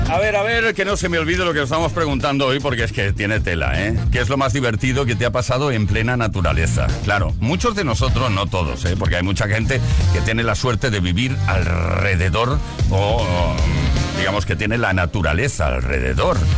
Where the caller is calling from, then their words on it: Seville, Andalusia, Spain; de Sevilla.